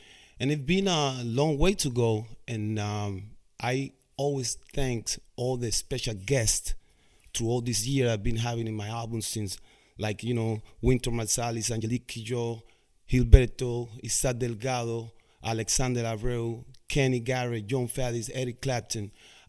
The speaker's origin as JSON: {"language": "English", "country": "Cuba", "moved": "yes", "said": "that I didn't know when I came from Cuba in 1998."}